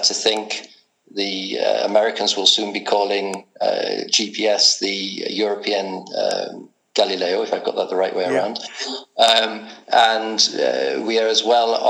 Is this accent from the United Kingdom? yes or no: yes; England, United Kingdom; also born or lived in Edinburgh, Scotland; now in Prague, Czech Republic; Brought up in England